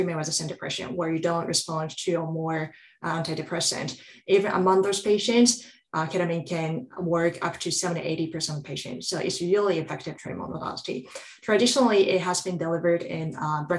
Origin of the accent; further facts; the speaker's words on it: Japan; moved away as an adult; also born or lived in Southeast Asia / Europe; now in United States; I grew up in Japan